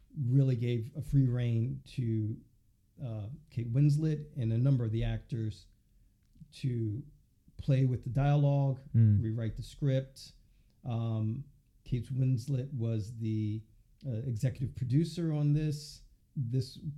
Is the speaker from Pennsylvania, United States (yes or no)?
yes; Philadelphia, Pennsylvania, United States; I'm from Philly, born and raised